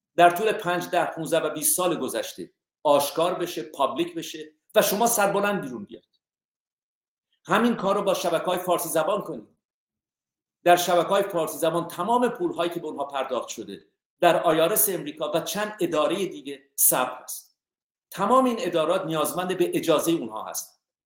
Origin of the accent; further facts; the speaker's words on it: Iran; من ایرانی هستم